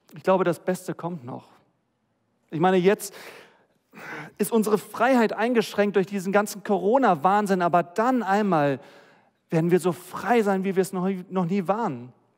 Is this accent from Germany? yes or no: yes; Germany; wir als Deutsche